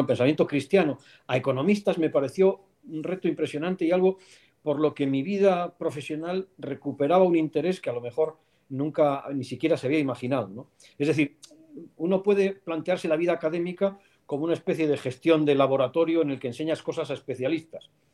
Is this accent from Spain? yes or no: yes; León, Castile and León, Spain; moved away as an adult; also born or lived in Salamanca; Yo soy de León, pero fui a estudiar a Salamanca